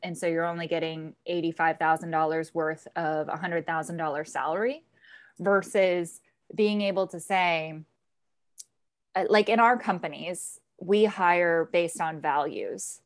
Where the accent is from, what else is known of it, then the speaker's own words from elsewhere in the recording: Southern California, United States; also born or lived in Tucson, Arizona; now in East Coast, United States; I grew up in Southern California